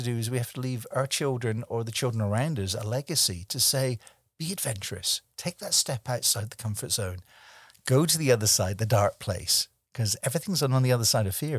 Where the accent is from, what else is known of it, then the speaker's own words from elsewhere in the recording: Scotland, United Kingdom; also born or lived in Germany; he's a fellow Scotsman. I was born in Scotland